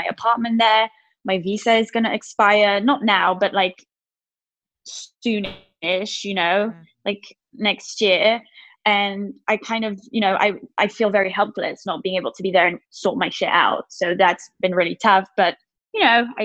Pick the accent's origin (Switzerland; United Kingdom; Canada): Switzerland; I'm from Switzerland.